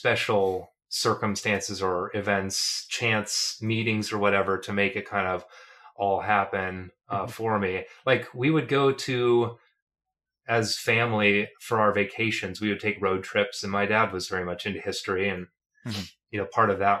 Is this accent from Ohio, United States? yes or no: yes; Medina, Ohio, United States; I was in the community band there in Medina, which is my hometown, Medina, Ohio